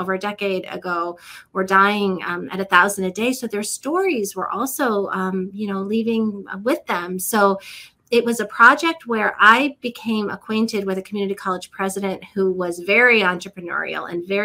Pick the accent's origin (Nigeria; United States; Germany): United States; Akron, Ohio; now in Cary, North Carolina, United States; I grew up in Akron, Ohio, so northeastern Ohio, outside of Cleveland